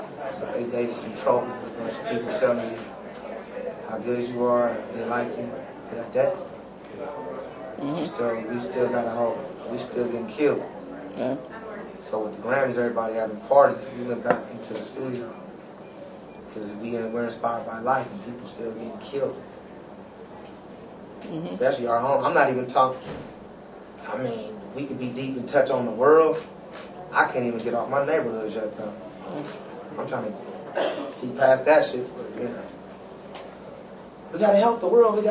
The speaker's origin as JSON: {"language": "English", "town": "Los Angeles", "region": "California", "country": "United States", "said": "I come from South Central L.A."}